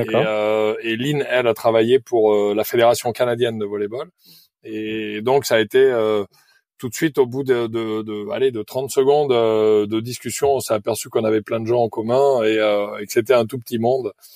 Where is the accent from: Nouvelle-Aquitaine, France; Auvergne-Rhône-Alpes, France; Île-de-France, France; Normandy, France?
Nouvelle-Aquitaine, France; Périgueux; Je suis originaire de Périgueux, en Dordogne